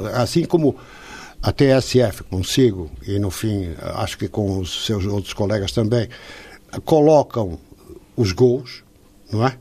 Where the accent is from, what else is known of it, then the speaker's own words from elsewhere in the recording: São Paulo, Brazil; accent: Brazilian; moved away as an adult; also born or lived in Portugal / Lisbon; now in Porto, Portugal; Eu fui para o Brasil, eu não tinha três anos ainda. Tinha dois anos de idade.